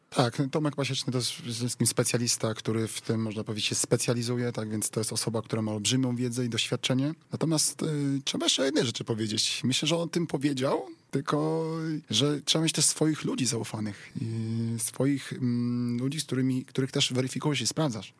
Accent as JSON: {"language": "Polish", "town": "Wrocław", "region": "Lower Silesian Voivodeship", "country": "Poland", "said": "jestem wrocławianinem"}